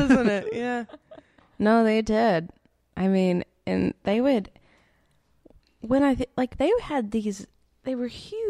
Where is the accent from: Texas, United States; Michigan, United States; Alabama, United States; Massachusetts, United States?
Alabama, United States; Sand Mountain; I'm from Sand Mountain.